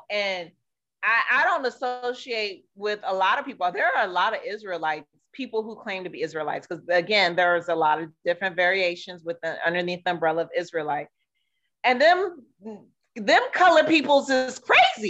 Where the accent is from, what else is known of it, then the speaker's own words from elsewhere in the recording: San Diego, California, United States; moved away as an adult; I grew up in San Diego